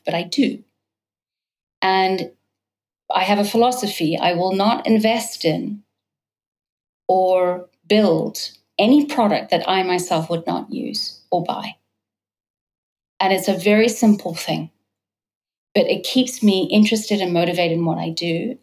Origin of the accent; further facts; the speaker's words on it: United States; moved away as an adult; also born or lived in New York / California; now in London, United Kingdom; I'm American British, and so I've been now in Britain for London as my primary base for the last 4 years. Lived in New York and California